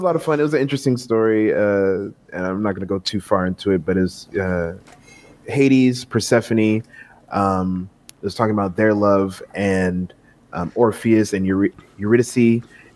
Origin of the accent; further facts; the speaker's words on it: Jamaica; As a Jamaican dude growing up